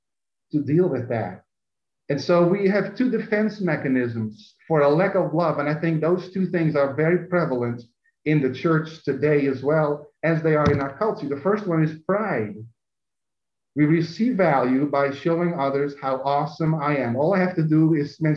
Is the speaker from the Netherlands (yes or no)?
yes; Netherlands; now in United States; both in Europe growing up in Holland and living in America